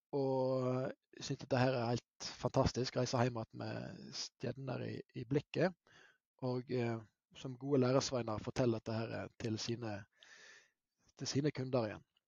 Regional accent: Hardanger, Vestland, Norway; also born or lived in Bergen; jeg hadde et kraftig anker hjemme i Hardanger

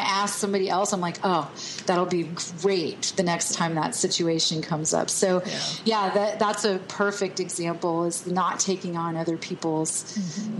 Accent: Texas, United States; I'm from Texas

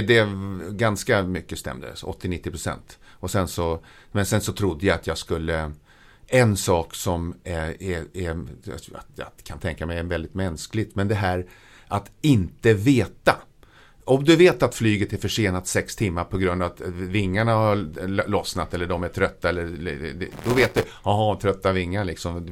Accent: Södertälje, Stockholm County, Sweden; jag är född eh, i Stockholm men eh, min barndom från två års ålder så bodde jag i Södertälje. Jag har vuxit upp i Södertälje.

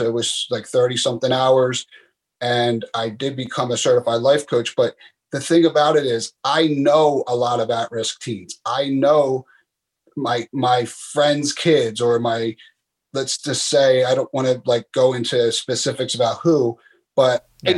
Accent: Philadelphia, Pennsylvania, United States; moved away as an adult; growing up in Philadelphia

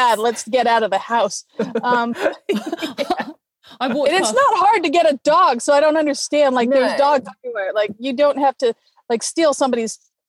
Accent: West Covina, California, United States; Actually, I grew up in West Covina, but it was right on the La Puente border. Not where anybody would know that, but very Hispanic.

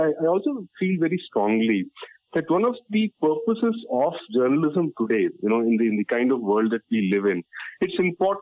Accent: Tamil Nadu side of the Kaveri Basin, India; I come from the Tamil Nadu side of the Kaveri Basin. My family roots are in the Kaveri Delta

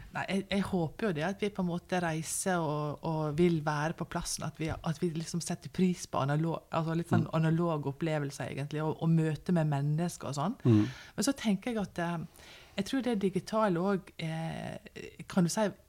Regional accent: Norway; vi som nordmenn

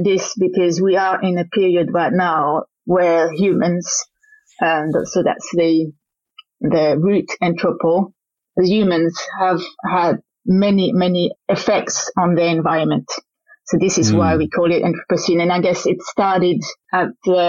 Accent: French-speaking Switzerland, Romandy, Switzerland; accent: Frenchy; moved away; I'm from the French side of Switzerland, so it's got a Frenchy accent

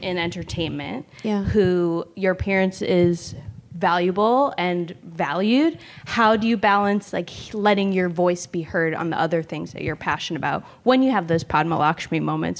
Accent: Los Angeles, California, United States; I'm from Los Angeles.

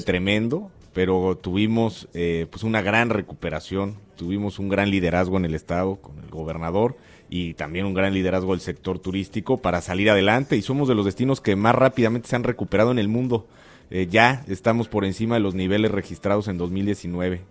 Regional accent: Mexico; las costas caribeñas de nuestro país

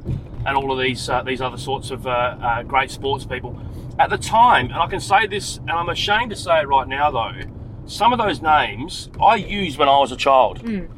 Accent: Salisbury, South Australia, Australia; I grew up in South Australia. Yeah. And I grew up in Salisbury.

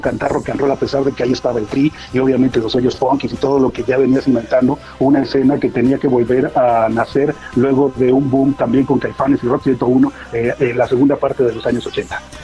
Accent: Morelos, Mexico; yo soy de Morelos

